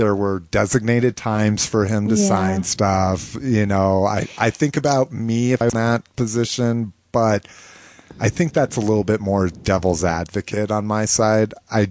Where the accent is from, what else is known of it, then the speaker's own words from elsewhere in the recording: Colorado, United States; accent: Colorado accent; Well, we sound like we're from Colorado.